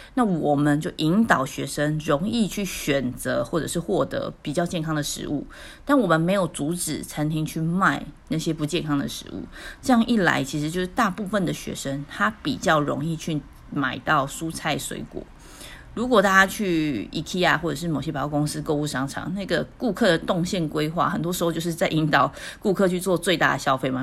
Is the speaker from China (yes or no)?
no; Taiwan; 我们台湾人可能知道